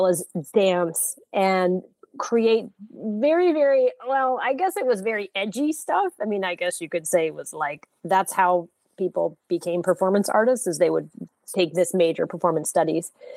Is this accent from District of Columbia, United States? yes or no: no; Santa Fe, New Mexico, United States; also born or lived in New Orleans, Louisiana; I'm originally from New Orleans, Louisiana, but I grew up in Santa Fe, New Mexico. So the majority of my childhood was spent in the Southwest